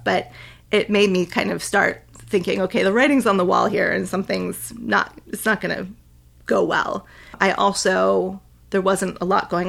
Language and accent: English; New England, United States; I never had any aspiration to leave New England. I mean, I knew I didn't want to stay in my hometown my whole life, which, you know, was what made me go away to school.